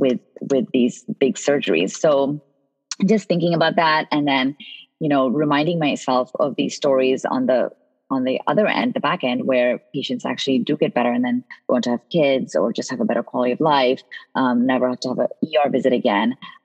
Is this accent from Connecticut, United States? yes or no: yes; Connecticut, United States; also born or lived in India; You know, I grew up in the East Coast. When I immigrated from India at age 12, I moved to Connecticut, where my aunt was.